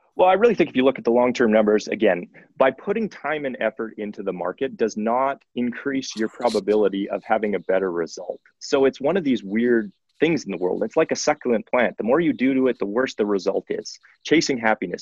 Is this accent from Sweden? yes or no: no; Saskatoon, Saskatchewan, Canada; moved away as an adult; now in Calgary, Canada; I am originally from Saskatoon, Saskatchewan, Prairie Boy, like a lot of people who uh, have landed in Calgary